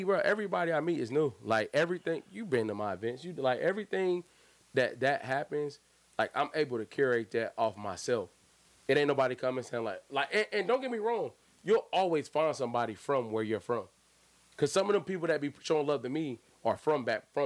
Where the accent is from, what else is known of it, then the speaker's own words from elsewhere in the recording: Raleigh, North Carolina, United States; moved away as an adult; also born or lived in DMV (Washington, D.C. metropolitan area); now in Washington, D.C. area, United States; I'm from Raleigh, North Carolina